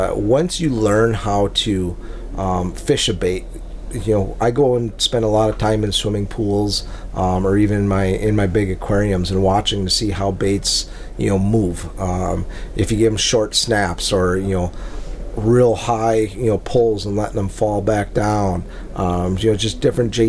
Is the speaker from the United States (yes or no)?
yes; Lake Winnebago, Wisconsin, United States; growing up on Lake Winnebago, which is, you know, kind of the lake or the Mille Lacs Lake of Minnesota